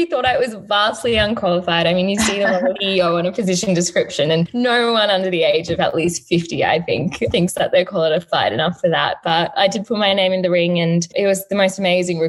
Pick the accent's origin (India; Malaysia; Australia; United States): Australia; Adelaide, South Australia; growing up here in Australia